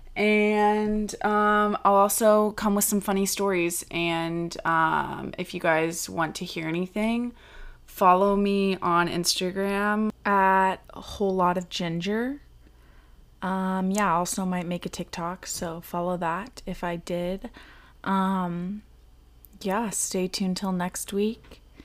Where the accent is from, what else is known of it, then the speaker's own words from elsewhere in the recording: Colorado, United States; also born or lived in North Carolina / Texas; in the middle of second grade, I moved to Colorado, where the people who I went to elementary school